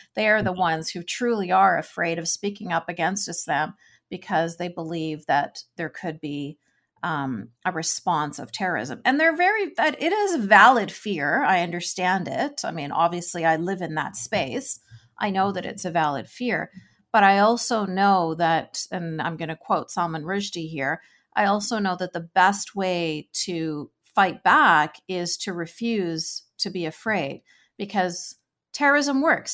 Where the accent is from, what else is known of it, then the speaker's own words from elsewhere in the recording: Vancouver, British Columbia, Canada; I grew up in Vancouver, B C